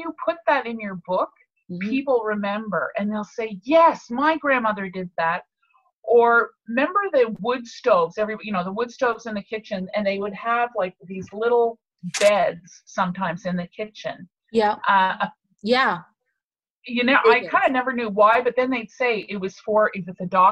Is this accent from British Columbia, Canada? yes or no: no; Montreal, Quebec, Canada; I grew up in Montreal, but every summer we were brought down to Cape Breton